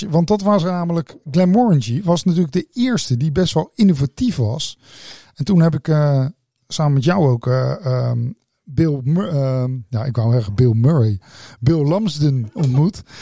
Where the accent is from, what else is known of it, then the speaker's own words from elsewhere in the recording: Netherlands; Ja, ik kom uit Nederland.